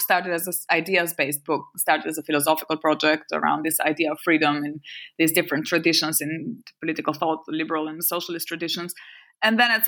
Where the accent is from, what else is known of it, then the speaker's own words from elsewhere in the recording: Albania; first language French; English is a second language; moved away; I had spent so long away from Albania that I felt like an alien in my native language as well.